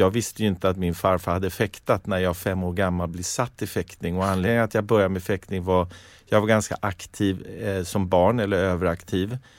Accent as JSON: {"language": "Swedish", "town": "Stockholm", "region": "Stockholm County", "country": "Sweden", "tie": "born or raised there", "said": "Jag gick i skolan eh, inte långt härifrån, i Franska skolan."}